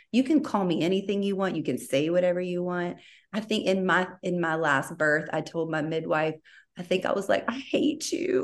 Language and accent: English; Baton Rouge, Louisiana, United States; moved away as an adult; now in Austin, United States; I am from Baton Rouge, born and raised. So I, I was there until I got engaged in 2012.